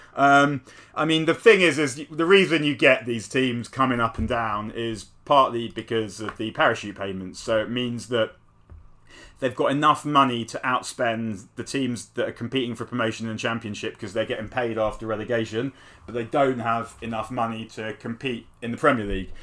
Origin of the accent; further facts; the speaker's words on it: London, United Kingdom; I grew up in North London